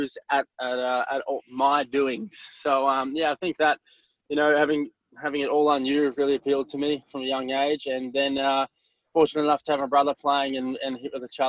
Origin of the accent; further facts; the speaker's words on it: Australia; also born or lived in Mthatha, South Africa; my parents immigrated to Australia when I was 4 years old